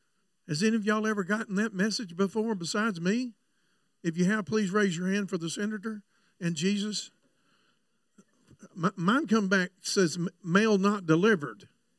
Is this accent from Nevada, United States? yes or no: no; Florida, United States; I know I come from Florida, but I never was in trouble.